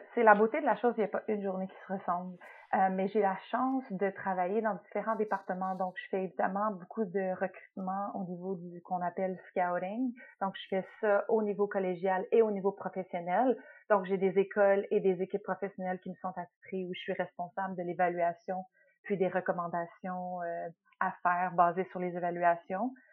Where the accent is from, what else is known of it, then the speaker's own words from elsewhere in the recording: Quebec, Canada; moved away as an adult; also born or lived in Montreal / Toronto; now in United States; Je suis québécoise dans, dans l'âme